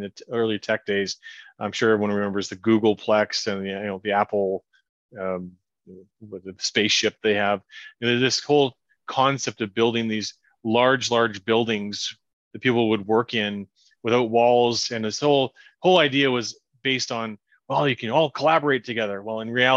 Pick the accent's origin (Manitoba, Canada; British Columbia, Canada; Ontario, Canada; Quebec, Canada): British Columbia, Canada; Kelowna; the people I know in my hometown